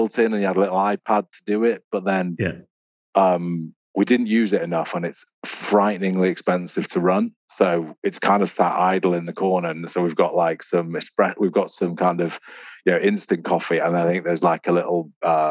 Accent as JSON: {"language": "English", "town": "Wilmslow", "region": "North West England", "country": "United Kingdom", "tie": "born or raised there", "also_born_or_lived": "Stockport / Manchester", "said": "I was born in Wilmslow. Well, grew up in Wilmslow. Went to school in Stockport."}